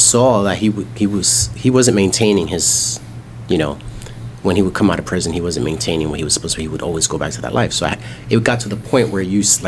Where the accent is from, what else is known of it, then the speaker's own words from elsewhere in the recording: New York City, New York, United States; moved away; I grew up in Harlem, in New York